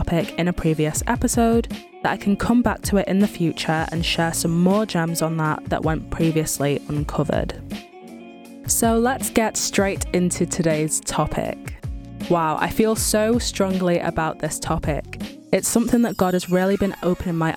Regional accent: Manchester, North West England, United Kingdom; born and raised in Manchester, UK

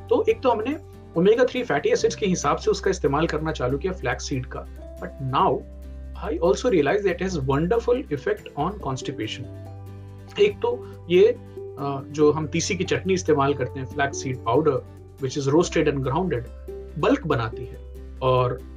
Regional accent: Bihar, India; काकरी यहाँ बोलते हैं हमारे यहाँ बिहार में खीरा बोलते

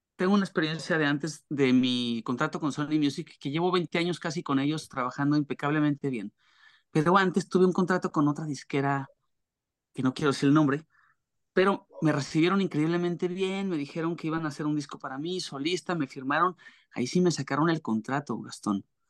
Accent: Torreón, Coahuila, Mexico; moved away as an adult; also born or lived in Mexico City; en Torreón, donde yo nací

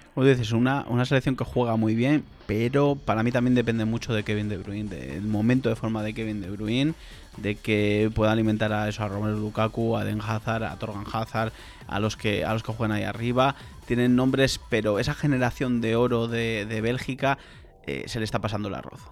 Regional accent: Spain; soy español

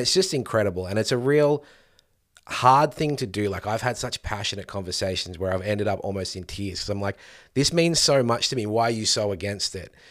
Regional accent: Victoria, Australia; here in Victoria, my home state

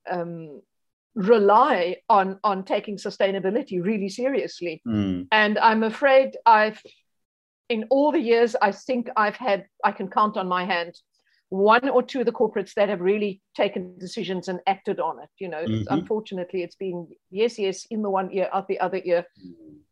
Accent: South Africa; being a South African

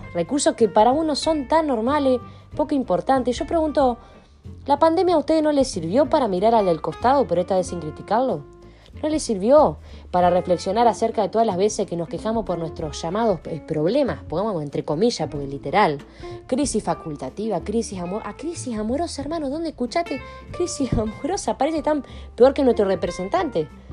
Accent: Argentina; estamos viviendo como argentino

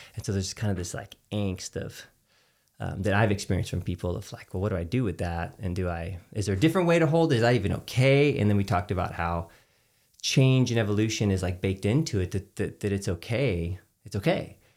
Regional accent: Texas, United States; as a Texan. Like I grew up with a, a dad that would he had a giant smoker

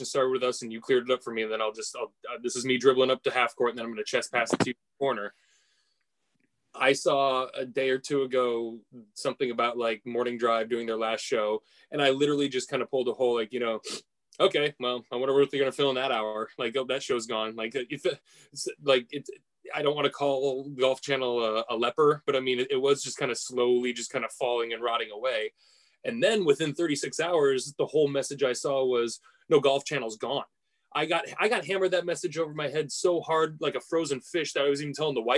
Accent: United States; as an American

